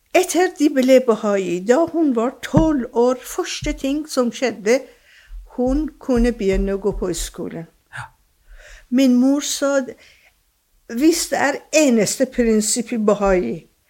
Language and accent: Norwegian; Iran; first language Persian; Norwegian is a second language; moved away as an adult; also born or lived in England / Germany; now in Drammen, Norway; jeg er født og oppvokst i Iran.